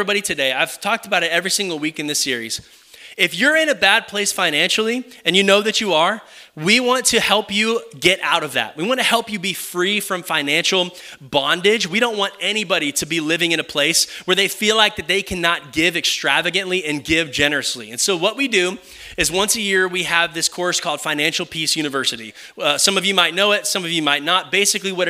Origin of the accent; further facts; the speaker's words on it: Kyle, Texas, United States; moved away as an adult; also born or lived in Oklahoma; This is my home. I would consider this my hometown. My parents live right down the corner